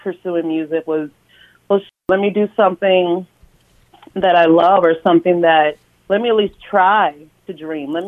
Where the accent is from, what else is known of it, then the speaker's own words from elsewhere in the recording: Minneapolis, Minnesota, United States; I grew up in North Minneapolis, okay. Born and raised